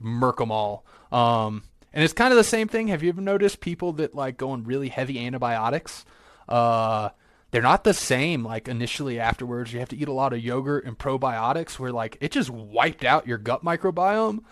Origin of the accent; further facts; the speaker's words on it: Virginia, United States; moved away; I grew up in Virginia